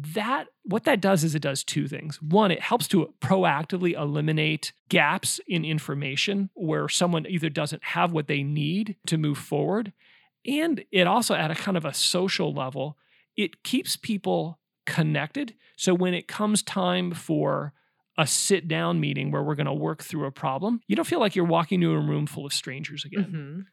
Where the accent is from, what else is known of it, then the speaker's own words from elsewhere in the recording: Omaha, Nebraska, United States; I grew up in Omaha, Nebraska